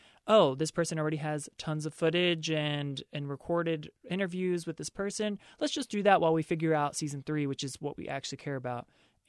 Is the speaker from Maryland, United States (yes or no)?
yes; Baltimore, Maryland, United States; As you guys know, I'm from Baltimore.